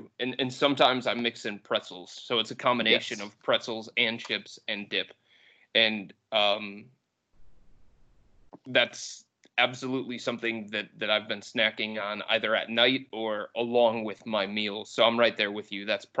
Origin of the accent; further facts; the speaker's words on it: Cleveland, Ohio, United States; I grew up in West Park